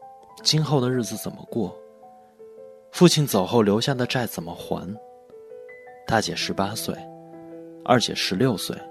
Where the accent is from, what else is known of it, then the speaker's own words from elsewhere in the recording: Ulanqab League, Inner Mongolia, China; 我的老家在内蒙古乌兰察布盟一个小县城，